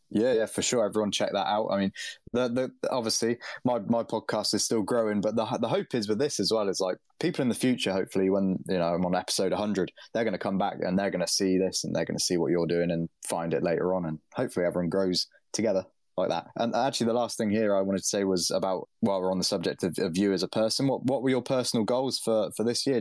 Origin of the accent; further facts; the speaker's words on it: United Kingdom; as a Brit